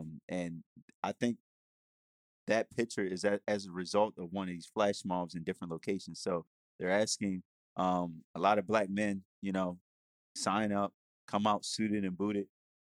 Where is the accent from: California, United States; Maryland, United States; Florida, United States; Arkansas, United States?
Maryland, United States; Baltimore; I'm from Baltimore.